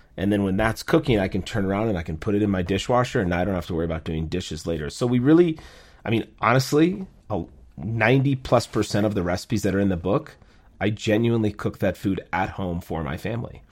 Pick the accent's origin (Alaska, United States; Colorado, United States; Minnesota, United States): Minnesota, United States; moved away as an adult; also born or lived in New York City; now in Minneapolis, United States; I grew up in Minnesota. My family moved there when I was seven years